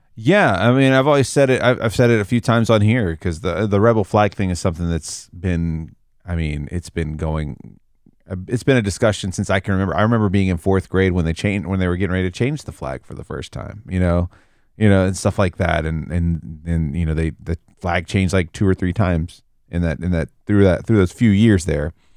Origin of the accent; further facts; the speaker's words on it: the South, United States; I grew up in the South